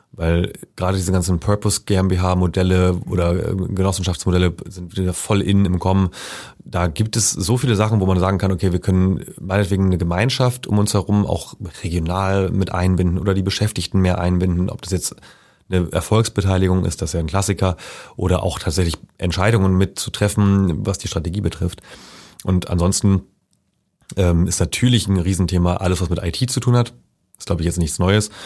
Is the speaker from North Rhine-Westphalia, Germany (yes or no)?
no; Schleswig-Holstein, Germany; now in Leipzig, Germany; ich komme ja ursprünglich aus Schleswig-Holstein